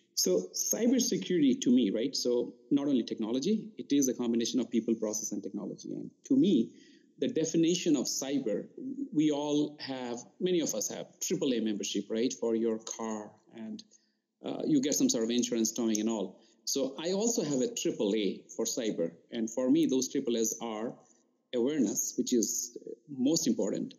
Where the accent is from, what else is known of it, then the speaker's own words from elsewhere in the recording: Tripura, India; moved away as an adult; also born or lived in Rourkela, India; now in United States; I grew up in India. I did my schooling in Eastern part in uh, Tripura